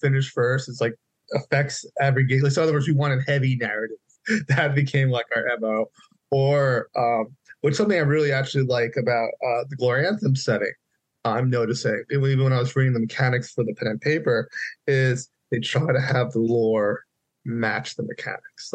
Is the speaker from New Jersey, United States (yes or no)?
yes; New Jersey, United States; now in San Diego, United States; I'm originally from New Jersey